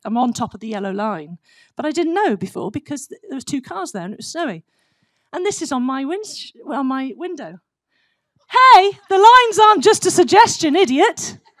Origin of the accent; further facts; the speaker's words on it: United States; I am American. I've got two pairs of cowboy boots and all that, so I am. I totally love this country.